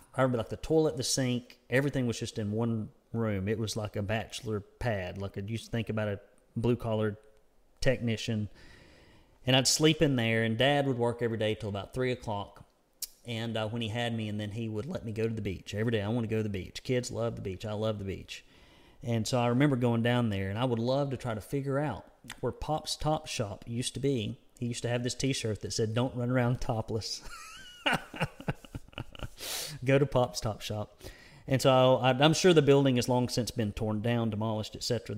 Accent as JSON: {"language": "English", "country": "United States", "accent": "redneck", "said": "my redneck accent"}